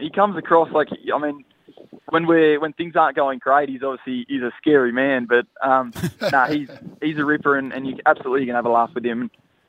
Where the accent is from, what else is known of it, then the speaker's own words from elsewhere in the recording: Newcastle, New South Wales, Australia; I'm from Newcastle.